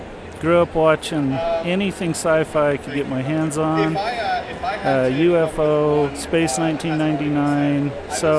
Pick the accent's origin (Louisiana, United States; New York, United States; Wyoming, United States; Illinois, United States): Wyoming, United States; Lyman; now in South Ogden, United States; I grew up in Lyman, Wyoming.